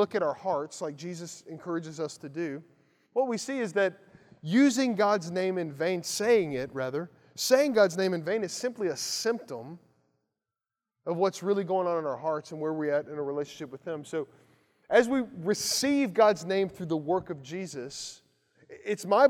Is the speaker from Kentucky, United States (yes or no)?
yes; Lawrenceburg, Kentucky, United States; moved away; where I grew up in Lawrenceburg, Kentucky